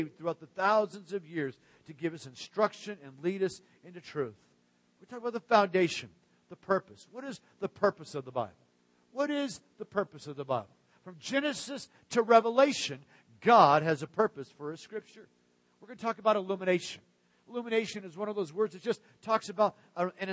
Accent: Arizona, United States; also born or lived in Pacific Northwest; now in Central Florida, United States; the kind of rock that I grew up with in Arizona or when we lived in the Great Northwest.

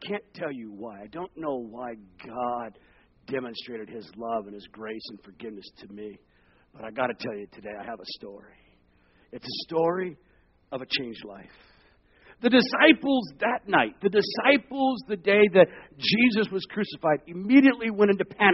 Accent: Arizona, United States; also born or lived in Long Beach, California / Seattle; now in Central Florida, United States; I was born in Long Beach, California. We moved to Arizona

